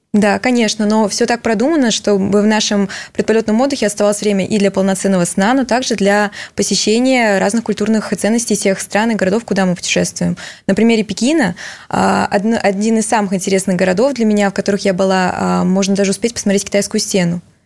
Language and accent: Russian; Russian Far East, Russia; moved away; я сама родом с Дальнего Востока